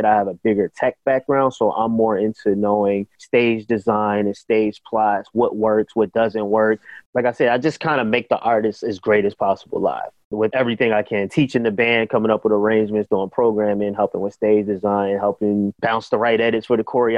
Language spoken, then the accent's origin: English; Philadelphia, Pennsylvania, United States; I was born and raised in Philly